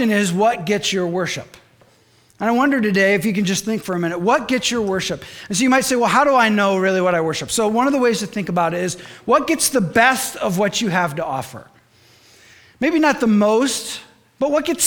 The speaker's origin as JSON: {"language": "English", "region": "Michigan", "country": "United States", "moved": "yes", "said": "I'm from Michigan"}